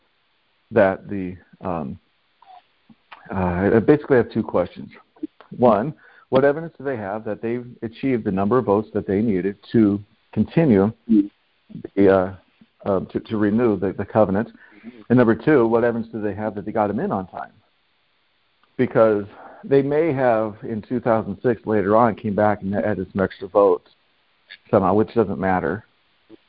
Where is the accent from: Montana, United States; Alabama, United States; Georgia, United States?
Montana, United States; now in California, United States; I'm originally from Montana, but I'm currently... well, on the land of California right now.